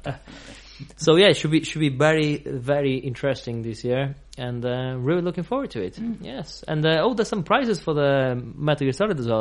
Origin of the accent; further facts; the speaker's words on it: Portugal; now in England; I'm I'm from from Portugal